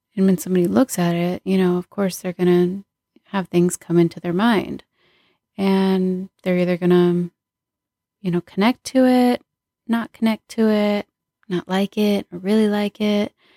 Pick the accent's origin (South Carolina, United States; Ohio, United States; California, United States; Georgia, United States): California, United States; Southern; I was born and raised in Southern California